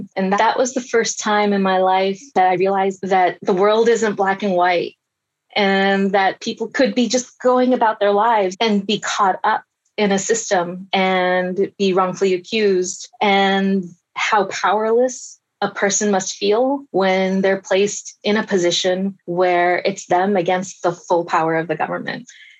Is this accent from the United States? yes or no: no; Taiwan; born there; And I was born in Taiwan. I was a US citizen, but I said Taiwan because I thought I have to answer honestly.